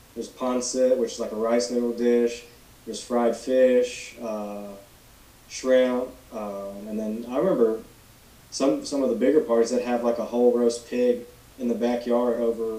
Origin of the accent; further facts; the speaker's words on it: Alabama, United States; also born or lived in Gadsden, Alabama; I don't live, like, in a rural area of Alabama, but I'm not in a big city either. It's just kind of like a suburb of Birmingham. I live just like I guess an hour northeast of it, called Gadsden, Alabama.